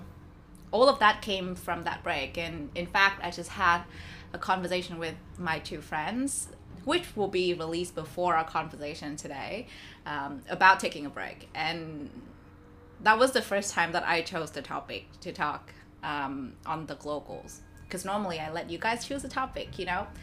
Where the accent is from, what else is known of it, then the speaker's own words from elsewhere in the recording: Vietnam; now in Melbourne, Australia; And I come from Vietnam, which is like the other side of the globe.